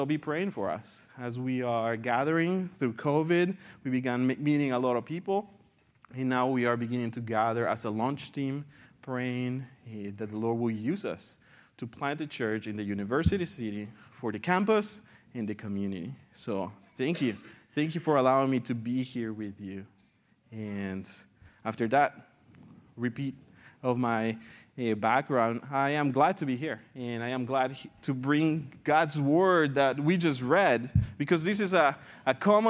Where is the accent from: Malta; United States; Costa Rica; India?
Costa Rica; San Jose; born there; I was born in San Jose, Costa Rica, when my dad and my mother, who are from El Salvador, were planting a church.